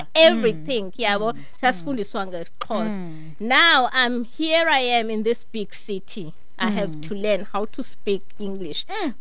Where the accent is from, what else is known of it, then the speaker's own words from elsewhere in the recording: Eastern Cape, South Africa; I grew up in the Eastern Cape.